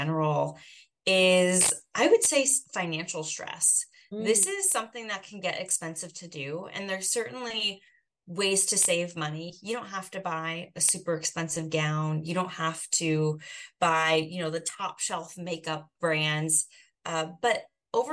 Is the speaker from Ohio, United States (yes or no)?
no; Boise, Idaho, United States; I grew up in Boise, Idaho